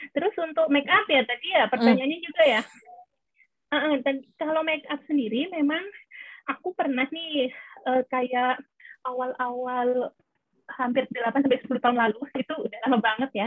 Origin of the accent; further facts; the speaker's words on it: Lombok, West Nusa Tenggara, Indonesia; also born or lived in Australia; aku uh, asalnya dari Lombok